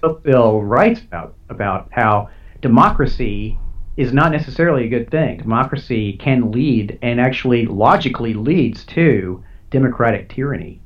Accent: United States; as an American, uh, you know, I'm a proud American

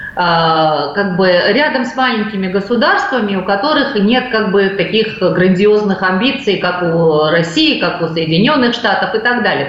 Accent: Georgia; мы, грузины

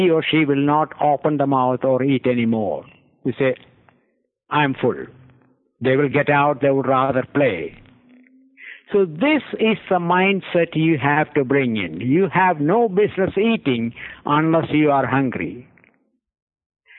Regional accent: India; moved away; I grew up in India

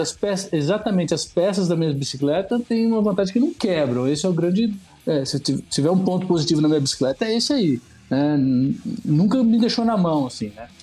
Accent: Marília, São Paulo, Brazil; moved away as an adult; como nascido no interior, né? É, nasci em Marília

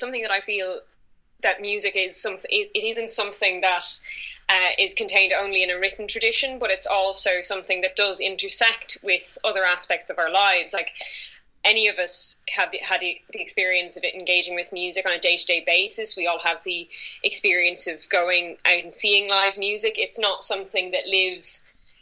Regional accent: Ireland; accent: Irish; I am from Ireland, and we do have a very strong folkloric tradition over here, which from a very young age I was exposed to by family

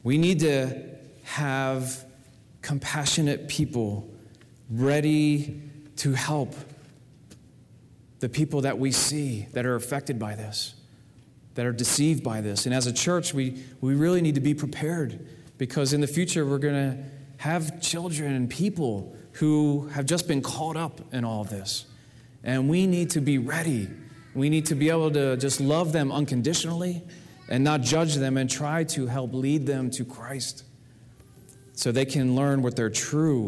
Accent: New Jersey, United States; I was born in February in 1975 in New Jersey.

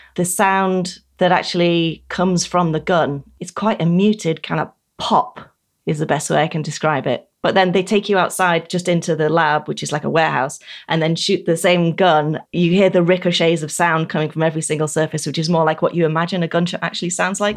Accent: United Kingdom; As a Brit

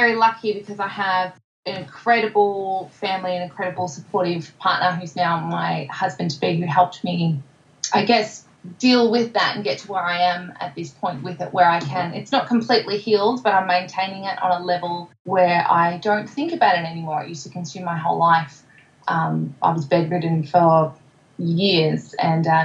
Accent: Melbourne, Victoria, Australia; I'm from Narrewarren in Melbourne, born and bred

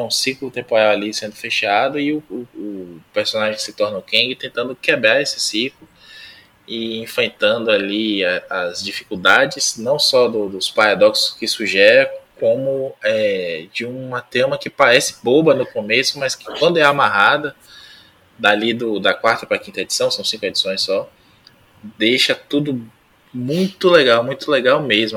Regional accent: Salvador, Bahia, Brazil; moved away; estou voltando à minha terra

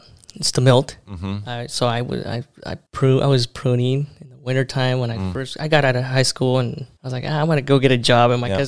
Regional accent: Everett, Washington, United States; also born or lived in Mexico / California / Tri-Cities, Washington / Omak, Washington; then grew up in Everett, Washington. From Everett, moved over to Tri-Cities.

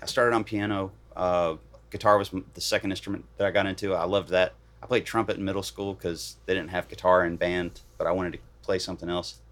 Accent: Bridgewater, Virginia, United States; also born or lived in Knoxville, Tennessee / Atlanta, Georgia; now in Nashville, United States; I grew up in Virginia

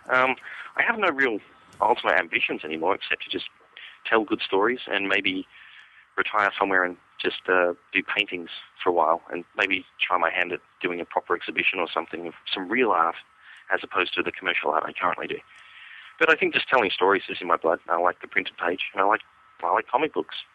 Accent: Australia; now in San Diego, United States; I'm currently in San Diego, California. But uh, I am probably I probably um, won't be here for for well, I'll probably see out the year, and then we don't know where we're going next. Possibly Canada, possibly Australia. Back home, maybe. But not to Perth.

